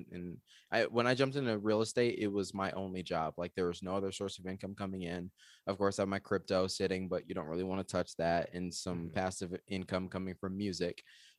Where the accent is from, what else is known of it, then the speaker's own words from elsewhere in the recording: Georgia, United States; also born or lived in Michigan / Arizona; So I'm originally from Georgia, and then I lived in Michigan, and then I moved to Arizona. So I'm like this gross hybrid of the South, the Midwest, and the West.